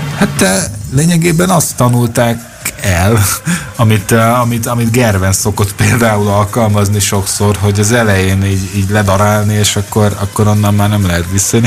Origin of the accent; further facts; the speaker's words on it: Hungary; magyarok vagyunk